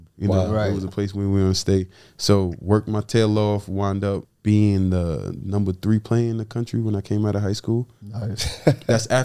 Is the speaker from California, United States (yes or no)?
no; New York, United States; moved away as an adult; I'm born and raised in New York. Grew up playing basketball.